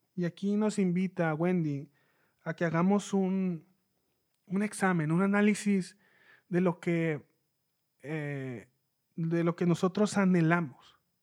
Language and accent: Spanish; Mexicali, Baja California, Mexico; yo soy de Mexicali, México